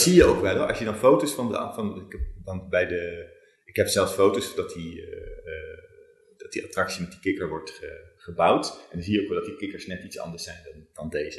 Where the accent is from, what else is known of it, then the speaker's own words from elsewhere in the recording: Zwolle, Overijssel, Netherlands; moved away; also born or lived in Groningen; Ik kom helemaal niet uit Brabant. Ik oh. kom uit Zwolle en ik heb in Groningen gestudeerd.